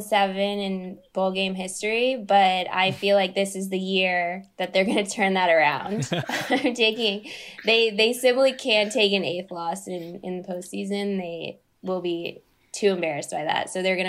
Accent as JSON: {"language": "English", "town": "Kansas City", "region": "Missouri", "country": "United States", "said": "I'm from Kansas City and have plenty of friends that are Mizzou fans"}